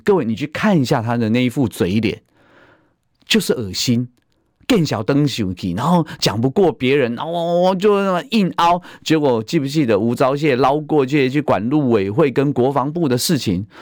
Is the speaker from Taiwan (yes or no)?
yes; Taiwan; 我们台湾人，啊，世界拼搏